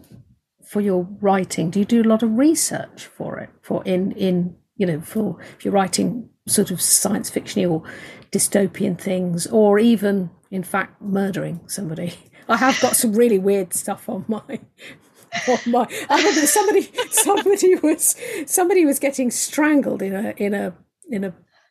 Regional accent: United Kingdom; I'm British.

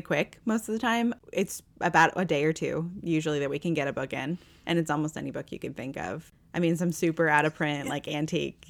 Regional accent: Northwest Indiana, United States; now in Louisville, United States; I grew up around Chicago, like Northwest Indiana, on like Michigan, the, the region, as they call it.

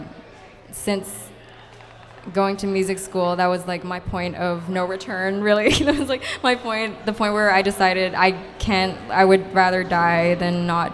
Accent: Hong Kong; now in Los Angeles, United States; I'm originally from Hong Kong, but I live in LA now

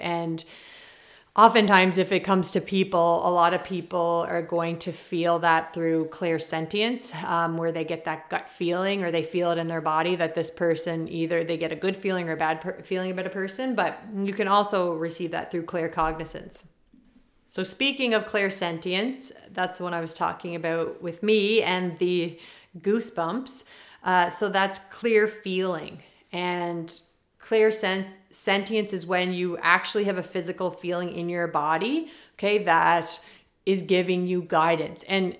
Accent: Prince Edward Island, Canada; I'm from Prince Edward Island

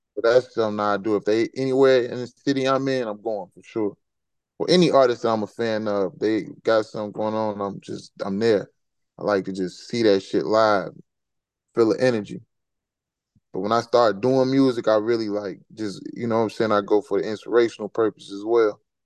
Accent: Chicago, Illinois, United States; moved away as an adult; now in Atlanta, United States; I'm from Chicago, so I don't come from that type of environment

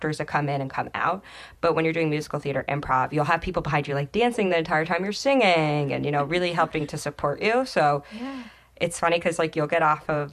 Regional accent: New Jersey, United States; I grew up in Jersey

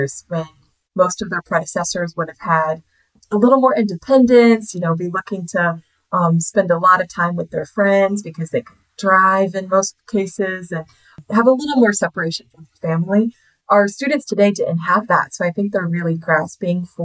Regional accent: South Carolina, United States; also born or lived in Washington, D.C.; left my hometown in South Carolina, moved up to DC

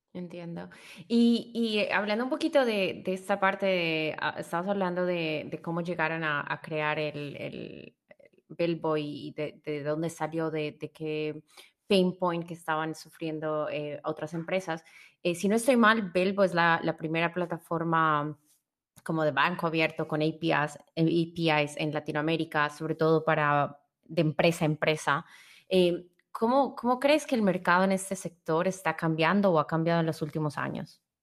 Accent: Colombia; como colombiana que he visto la evolución

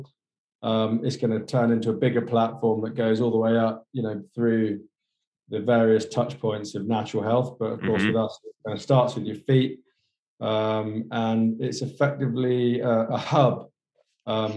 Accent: Somerset, South West England, United Kingdom; Somerset, which is the southwest, where me and my cousin, the CEO, were born.

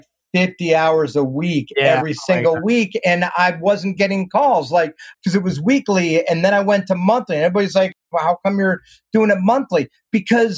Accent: Schenectady, New York, United States; moved away as an adult; also born or lived in Boston; now in Los Angeles, United States; I was raised in New York, and then I left there to go to Berkeley

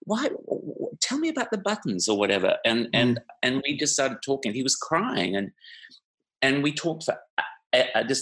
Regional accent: Canada; I was from Canada

